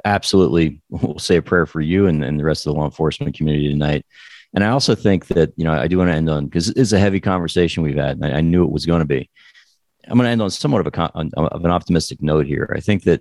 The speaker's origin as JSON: {"language": "English", "region": "New Jersey", "country": "United States", "tie": "born or raised there", "also_born_or_lived": "New York", "said": "I grew up in New Jersey"}